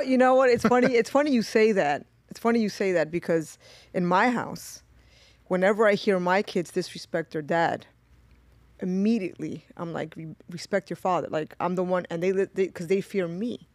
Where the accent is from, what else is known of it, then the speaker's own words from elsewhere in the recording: New York City, New York, United States; I grew up in East New York. So, I grew up in a very tough, um, area.